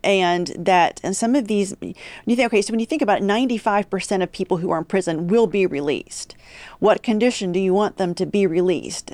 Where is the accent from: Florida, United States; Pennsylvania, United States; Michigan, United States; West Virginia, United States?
West Virginia, United States; Huntington; moved away as an adult; also born or lived in Washington, D.C.; now in Texas, United States; was born and raised in Huntington, West Virginia